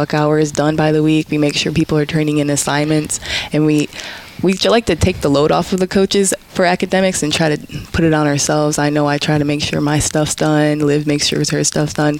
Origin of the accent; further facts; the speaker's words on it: Toledo, Ohio, United States; I am from Toledo